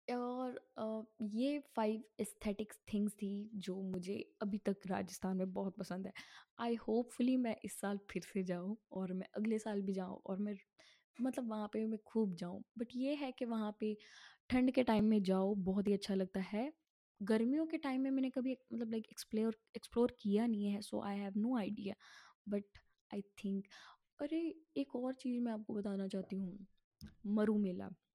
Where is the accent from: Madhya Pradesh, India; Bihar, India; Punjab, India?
Punjab, India; मैं पंजाब से हूँ